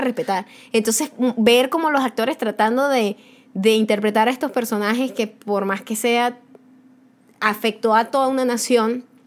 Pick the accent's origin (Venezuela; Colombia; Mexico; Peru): Venezuela; now in United States; yo soy venezolana